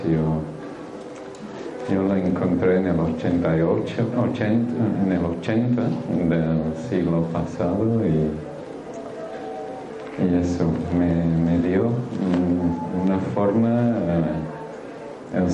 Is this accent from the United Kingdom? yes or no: yes; England, United Kingdom; Spanish is a second language; moved away; Entonces yo soy un guiri, Hablo un poquito raro pero sí, aunque parezco marciano, soy humano, ¿vale? Vengo, vengo de este mundo y nací en Inglaterra hace unos cuantos años ya.